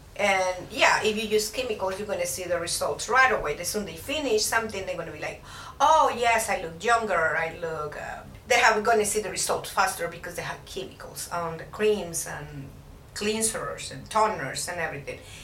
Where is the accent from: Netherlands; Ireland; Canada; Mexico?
Mexico; Puebla; now in Houston, United States; I'm from Puebla, Mexico